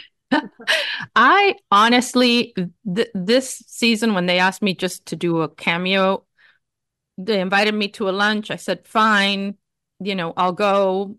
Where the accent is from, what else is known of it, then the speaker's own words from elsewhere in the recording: Miami, Florida, United States; growing up in Miami in a Cuban family